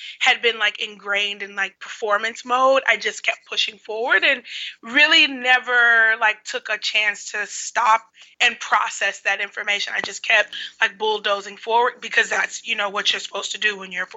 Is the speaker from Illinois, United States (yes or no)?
yes; Chicago, Illinois, United States; I'm from Chicago